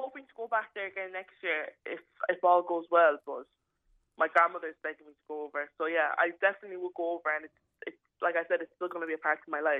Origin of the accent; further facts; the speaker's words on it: Nigeria; My stepmother, who's Irish, never let me forget about it, that I am Nigerian at the end of the day. And even though I have a Nigerian passport and I will have an Irish passport, I am an Irish citizen